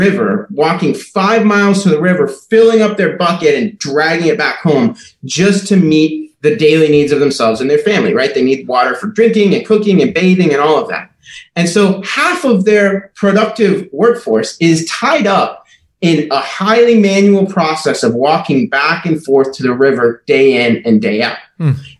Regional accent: Liberia; also born or lived in Minneapolis, Minnesota, United States; So I grew up in West Africa. My parents, when I was 5 years old, joined a mission organization, and we moved from Minneapolis, Minnesota, across the ocean to Liberia in West Africa.

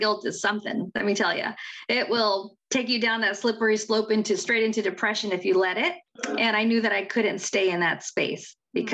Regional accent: Central California, United States; also born or lived in Orange County, California; my hometown of Central California

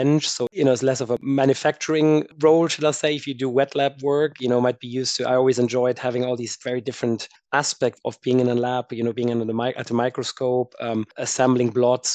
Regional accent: Germany; moved away as an adult; also born or lived in United States / France / Edinburgh; I am originally from Germany and did my undergrad there

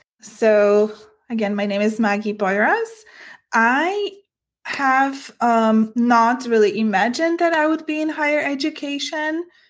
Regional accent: Poland; now in United States; I am an immigrant myself. I came to the US from Poland, and I am a woman.

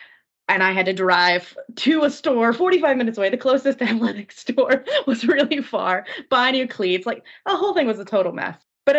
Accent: Japan; I grew up in Japan. I went to high school there.

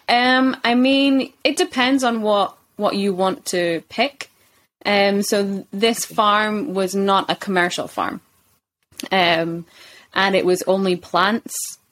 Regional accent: Kirkcaldy, Scotland, United Kingdom; moved away as an adult; also born or lived in China / South Korea / Japan / Poland; I am from Scotland, a little bit north of Edinburgh in Kirkcaldy.

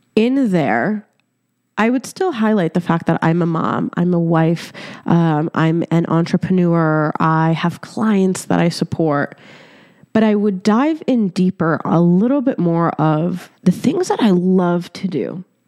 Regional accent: Egypt; moved away; I was born in Egypt

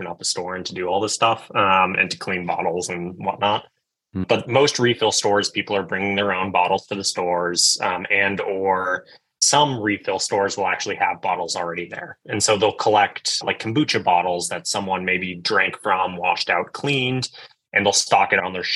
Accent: Belmont, Massachusetts, United States; I'm from Boston, Massachusetts. I grew up in a small town just outside called Belmont

